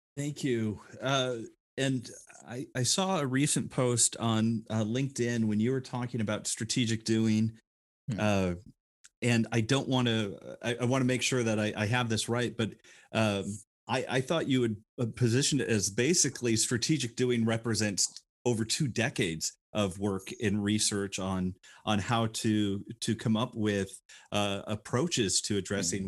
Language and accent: English; Rockford, Illinois, United States; I grew up in Northern Illinois, uh, so Rockford, mm-hmm. Illinois